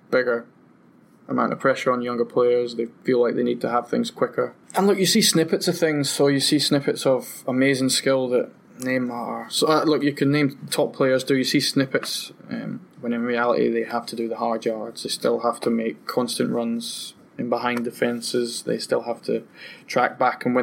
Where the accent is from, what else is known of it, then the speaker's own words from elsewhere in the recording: Aberdeen, Scotland, United Kingdom; moved away; I would have liked to have played in my hometown